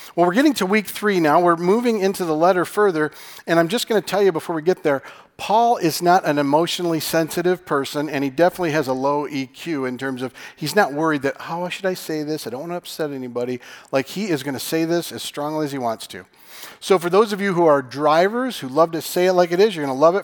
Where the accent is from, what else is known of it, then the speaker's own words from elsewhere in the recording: Michigan, United States; I'm from Michigan.